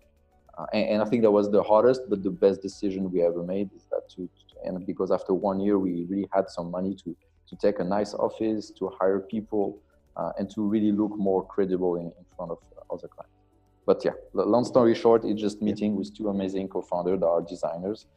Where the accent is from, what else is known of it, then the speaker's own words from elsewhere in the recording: France; moved away as an adult; also born or lived in Belgium / United Kingdom / United States; now in Senegal; I'm French. I grew up in France.